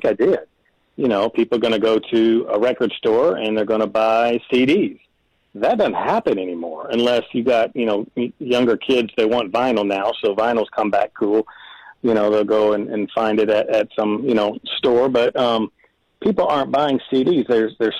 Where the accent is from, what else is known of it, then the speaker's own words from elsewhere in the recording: Owensboro, Kentucky, United States; moved away as an adult; also born or lived in Alabama; now in Nashville, United States; I hadn't been to Owensboro in a long time, even though it's my hometown